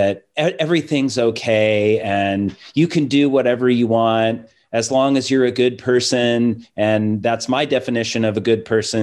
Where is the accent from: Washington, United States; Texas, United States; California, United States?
Washington, United States; Seattle; growing up in Seattle